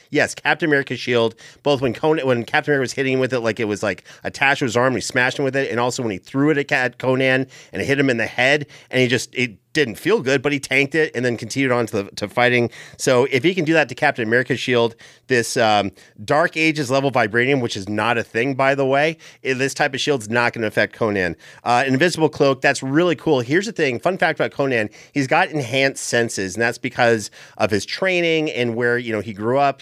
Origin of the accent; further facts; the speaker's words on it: Canada; where I grew up in Canada